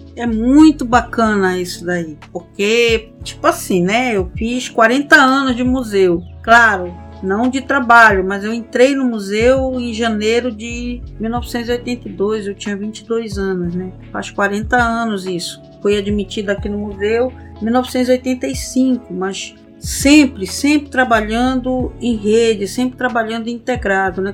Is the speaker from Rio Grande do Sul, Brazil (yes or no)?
no; Pará, Brazil; a nós como paraenses